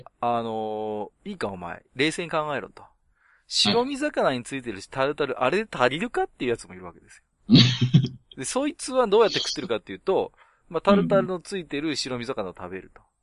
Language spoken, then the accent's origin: Japanese; Tohoku, Japan; 僕も東北人なんで